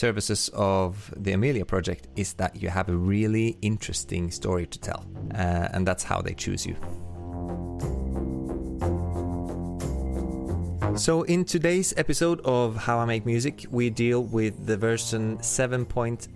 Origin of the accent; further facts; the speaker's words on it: Oslo, Norway; I'm a composer from Oslo, Norway